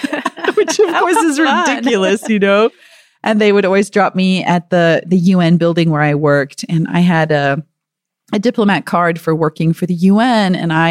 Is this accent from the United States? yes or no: yes; United States; And eventually they would realize I'm American.